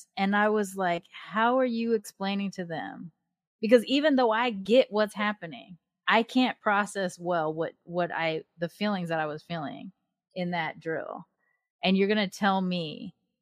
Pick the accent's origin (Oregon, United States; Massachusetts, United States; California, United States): California, United States; Long Beach; moved away; I grew up in Long Beach during the time of the LA uprisings